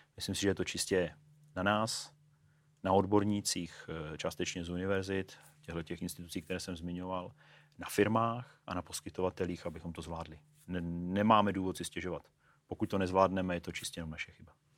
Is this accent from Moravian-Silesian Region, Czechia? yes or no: yes; Ostrava, Moravian-Silesian Region, Czechia; also born or lived in Brno; now in Prague, Czech Republic; jsem z Ostravy, studoval jsem v Brně, žiju v Praze